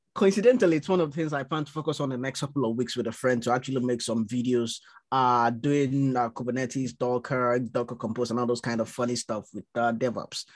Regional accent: Nigeria; now in London, United Kingdom; grew up in Nigeria

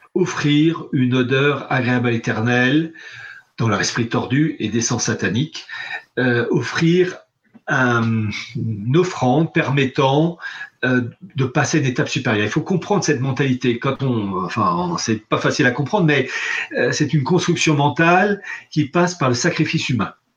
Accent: France; je suis français patriote

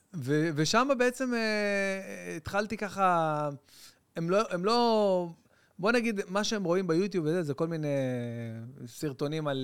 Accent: Bat Yam, Tel Aviv District, Israel; בית ענק בבת ים

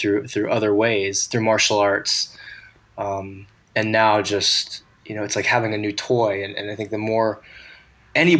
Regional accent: United States; an American white male at 39 years old

